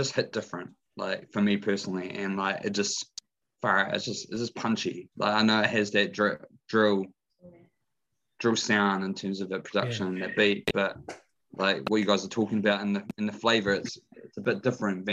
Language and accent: English; Dunedin, Otago, New Zealand; I'm from Dunedin, 03.